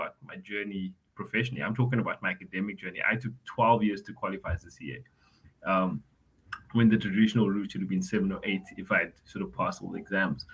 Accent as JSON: {"language": "English", "town": "Cape Town", "region": "Western Cape", "country": "South Africa", "tie": "born or raised there", "said": "born, raised on the Cape Flats."}